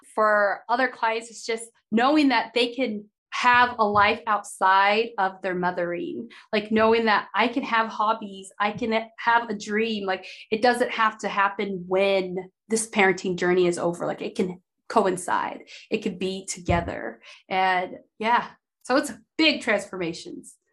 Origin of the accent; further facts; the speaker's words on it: Idaho, United States; growing up in Idaho